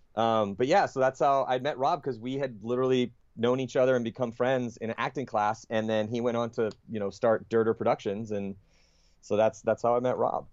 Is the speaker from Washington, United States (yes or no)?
no; San Diego, California, United States; I grew up in San Diego